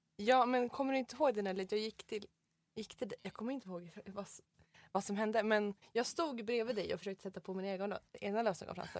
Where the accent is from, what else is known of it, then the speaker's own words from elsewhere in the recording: Mora, Dalarna County, Sweden; moved away; jag var hemma i Mora då